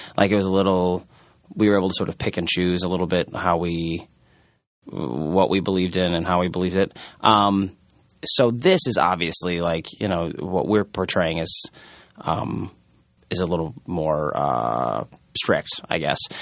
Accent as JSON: {"language": "English", "town": "Omaha", "region": "Nebraska", "country": "United States", "moved": "yes", "lives_now": "New York, United States", "said": "I'm from Omaha, Nebraska, which also has a, a rather large Mormon population"}